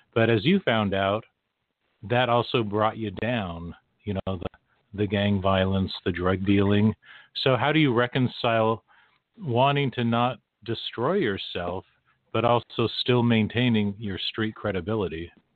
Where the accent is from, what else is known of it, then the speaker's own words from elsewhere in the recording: West Coast, United States; I grew up on the West Coast